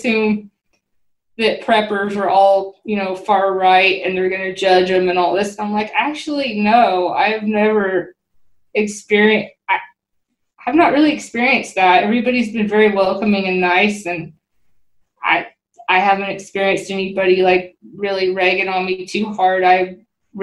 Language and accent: English; Washington, United States; moved away; where I grew up in Washington